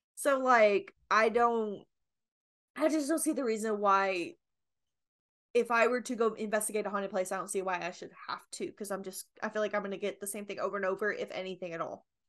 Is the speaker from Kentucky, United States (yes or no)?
yes; Kentucky, United States; I'm from Kentucky